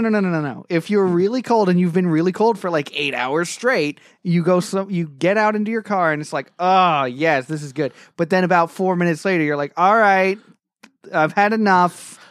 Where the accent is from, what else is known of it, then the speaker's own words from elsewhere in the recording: England, United Kingdom; now in United States; in England, my, my home country